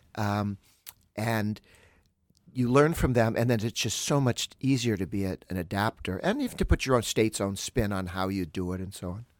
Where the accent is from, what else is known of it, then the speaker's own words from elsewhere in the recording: Massachusetts, United States; moved away; I grew up in Massachusetts